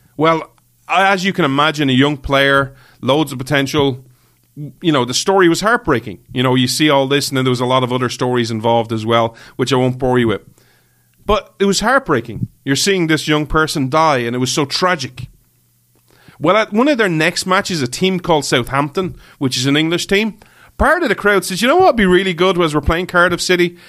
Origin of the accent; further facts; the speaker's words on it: Ireland; I'm an Irish guy